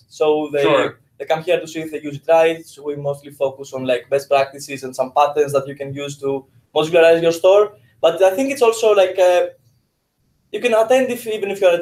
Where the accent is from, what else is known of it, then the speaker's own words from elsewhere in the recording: Greece; English is a second language; moved away as an adult; now in Amsterdam, Netherlands; I'm originally from Greece, as you may notice from my cultural accent, and I live in Amsterdam